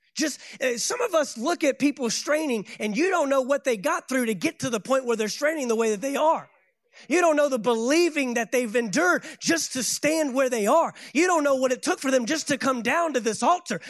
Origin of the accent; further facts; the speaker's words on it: Fort Worth, Texas, United States; moved away as an adult; also born or lived in Saint Augustine, Florida; I left my hometown of Fort Worth, Texas, moved to Saint Augustine, Florida